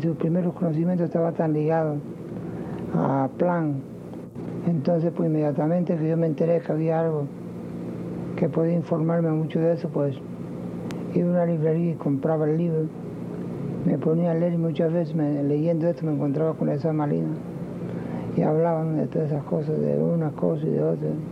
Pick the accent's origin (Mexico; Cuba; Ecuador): Cuba; Havana, La Habana; moved away as an adult; also born or lived in Europe; Yo salí de La Habana en el año 22